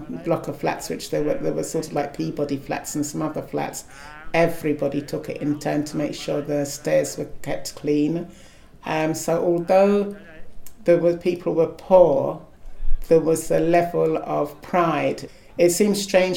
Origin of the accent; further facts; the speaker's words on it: London, United Kingdom; also born or lived in Guyana; I grew up in Tower Hamlets.